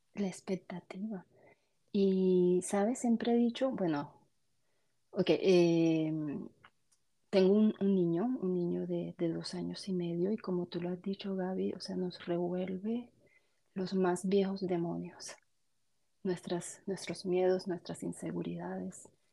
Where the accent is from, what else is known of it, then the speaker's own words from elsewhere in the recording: Colombia; now in Canada; Soy, soy de Colombia pero ahora me encuentro, vivo en, Canadá